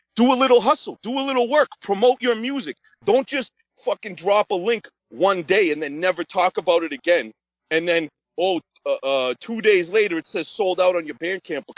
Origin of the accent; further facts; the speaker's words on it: Massachusetts, United States; my home state of Massachusetts